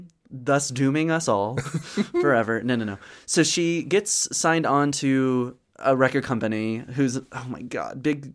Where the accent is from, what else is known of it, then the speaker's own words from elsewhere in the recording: Georgia, United States; I grew up in Georgia, so we listened to ….